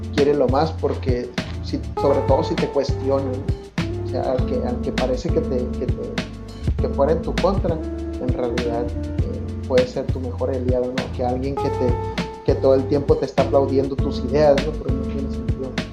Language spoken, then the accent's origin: Spanish; Mexico; sociedad mexicana.